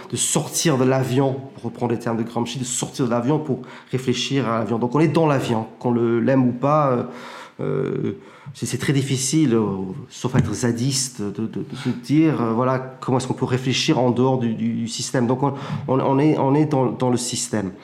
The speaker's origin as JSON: {"language": "French", "town": "Plymouth", "region": "South West England", "country": "United Kingdom", "tie": "born or raised there", "also_born_or_lived": "Cambridge", "moved": "as an adult", "lives_now": "France", "said": "Je suis né à Plymouth, au Royaume-Uni"}